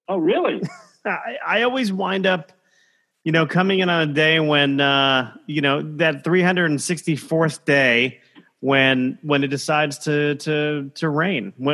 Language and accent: English; Brooklyn, New York, United States; growing up in Brooklyn because my mother uh, my mother was born in Brooklyn